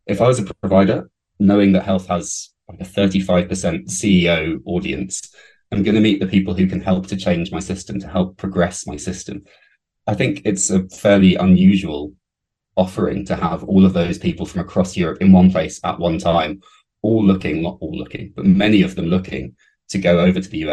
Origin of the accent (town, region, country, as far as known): United Kingdom